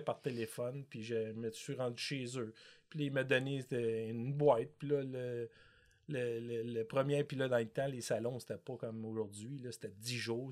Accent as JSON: {"language": "French", "town": "Montreal", "region": "Quebec", "country": "Canada", "tie": "born or raised there", "said": "j'étais un petit gars de Montréal"}